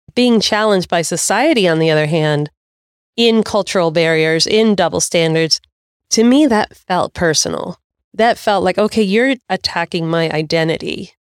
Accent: United States; I can do this as an American

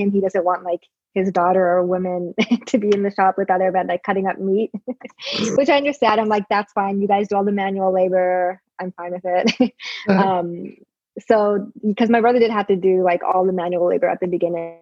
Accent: Toronto, Ontario, Canada; moved away as an adult; also born or lived in Saudi Arabia / New York; So I grew up in Toronto. I'm originally Pakistani, and I was born in Saudi Arabia. And I came to Toronto when I was three.

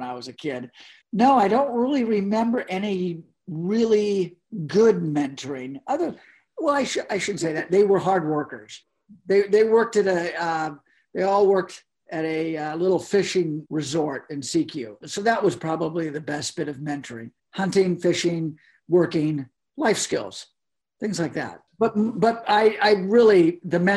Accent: Forks, Washington, United States; also born or lived in Sekiu, Washington; I grew up in Washington State, out in the country

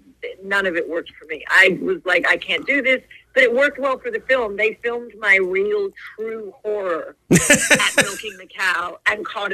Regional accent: Sydney, New South Wales, Australia; also born or lived in a farm in Australia; I grew up in Sydney

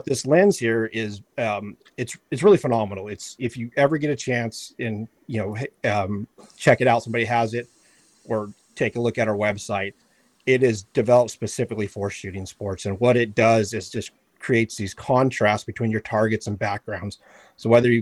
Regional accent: Yuma, Arizona, United States; also born or lived in Kentucky; I grew up in Yuma out here in Arizona in the desert hunting

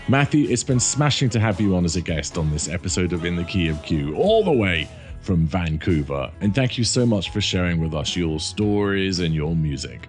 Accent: London, United Kingdom; I grew up in North London near a place called Camden Town.

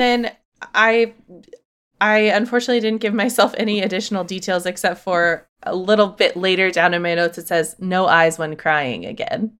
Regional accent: United States; being American

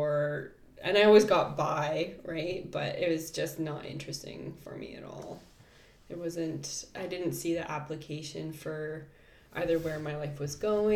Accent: Kelowna, British Columbia, Canada; I grew up in Kelowna, and my mom was a doctor

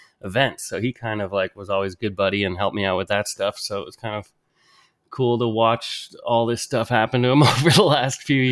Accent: a farm a couple hours away from Toronto, Ontario, Canada; I grew up like first on a farm, kind of like a couple hours away from Toronto.

